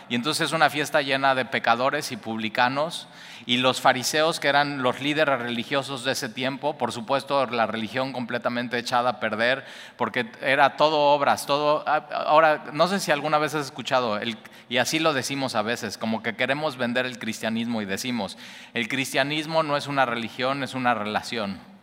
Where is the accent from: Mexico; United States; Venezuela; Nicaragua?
Mexico; somos los mexicanos